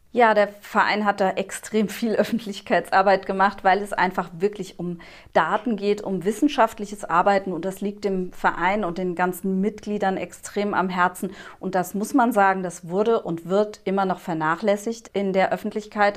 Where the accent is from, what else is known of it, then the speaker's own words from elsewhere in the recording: Germany; bei uns in Deutschland